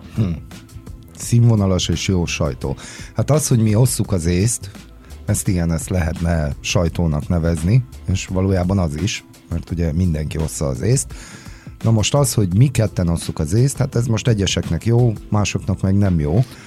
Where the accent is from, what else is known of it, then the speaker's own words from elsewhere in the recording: Transylvanian Hungarians, Romania; mint erdélyi magyarok